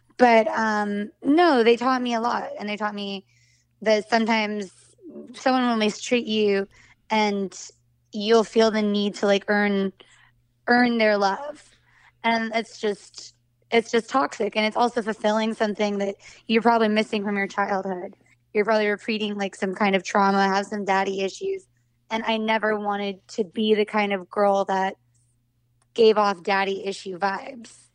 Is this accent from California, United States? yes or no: yes; Santa Cruz, California, United States; moved away; also born or lived in Los Angeles; I grew up in Santa Cruz, California, which is, like, a hippie surf town.